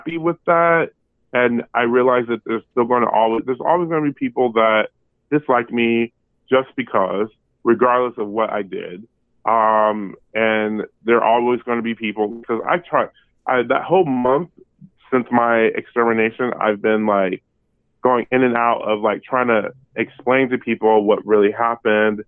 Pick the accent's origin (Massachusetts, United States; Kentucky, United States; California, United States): California, United States; Berkeley; also born or lived in Modesto, California; now in Brooklyn, United States; I'm from the 510, and I'm from Berkeley, California, and proud of it.